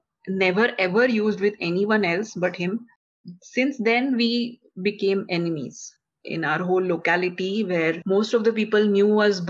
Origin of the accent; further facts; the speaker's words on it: India; I come from India